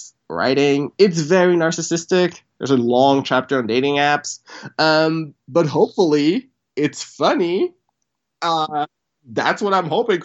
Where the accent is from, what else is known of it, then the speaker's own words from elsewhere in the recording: Port-au-Prince, Haiti; moved away; I was born in Haiti, Port-au-Prince, and my parents were, I'll say, rich.